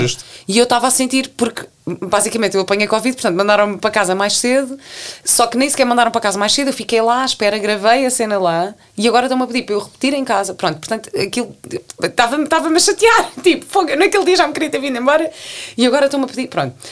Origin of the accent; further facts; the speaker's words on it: Portugal; moved away as an adult; also born or lived in London; eu cheguei portuguesa